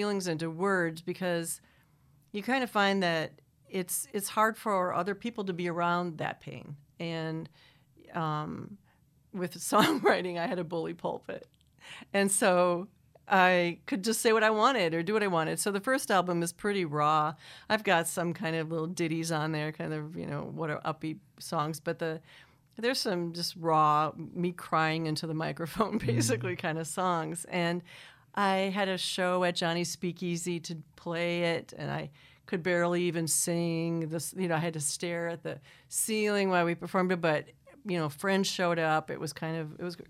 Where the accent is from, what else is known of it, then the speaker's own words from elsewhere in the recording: Manitowoc, Wisconsin, United States; now in Ann Arbor, United States; I grew up in Manitowoc, Wisconsin, on the lake.